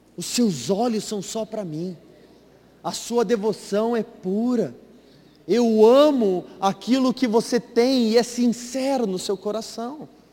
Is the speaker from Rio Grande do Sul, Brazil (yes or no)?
no; Varginha, Minas Gerais, Brazil; moved away; ela veio lá de Varginha, Minas Gerais, lá de onde eu vim